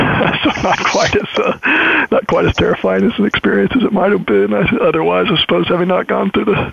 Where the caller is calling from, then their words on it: New Haven, Connecticut, United States; Yeah, I'm calling in from New Haven, Connecticut, where I'm a few weeks in to my first semester at the Yale Law School.